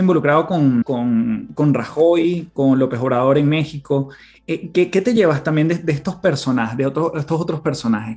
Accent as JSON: {"language": "Spanish", "country": "Venezuela", "said": "en mi país"}